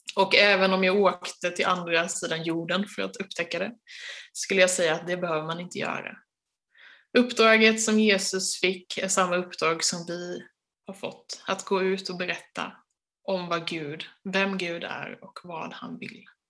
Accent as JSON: {"language": "Swedish", "country": "Sweden", "said": "oss som är svenskar"}